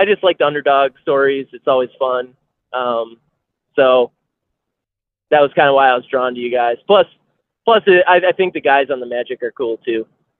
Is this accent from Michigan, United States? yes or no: yes; Bay City, Michigan, United States; I'm actually from Bay City.